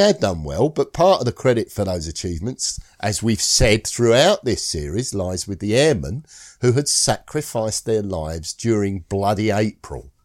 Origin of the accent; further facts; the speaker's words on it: Scotland, United Kingdom; I'm Scottish